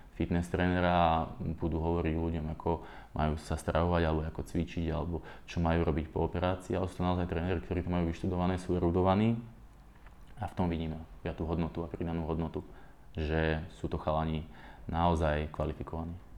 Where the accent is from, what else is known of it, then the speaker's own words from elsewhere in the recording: Dubnica nad Váhom, Trenčín Region, Slovakia; Dubnici u nás